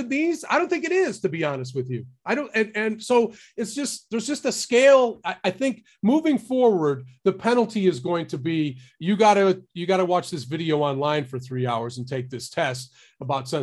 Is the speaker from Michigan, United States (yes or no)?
yes; Detroit, Michigan, United States; I grew up in Detroit